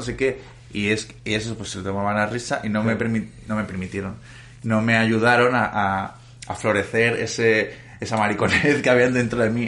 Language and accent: Spanish; Valencia, Valencian Community, Spain; moved away as an adult; now in Madrid, Spain; yo soy de Valencia y me tuve que ir a vivir a Madrid